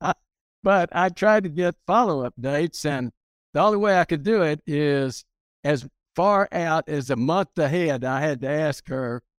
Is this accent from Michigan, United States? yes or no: no; Hereford, Texas, United States; moved away as an adult; also born or lived in Carlsbad, New Mexico / Littlefield, Texas / Caracas, Venezuela; now in Houston, United States; I grew up in Hereford, Texas